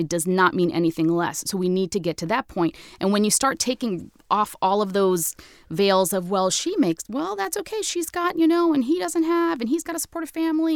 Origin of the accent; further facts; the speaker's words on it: United States; I'm American as apple pie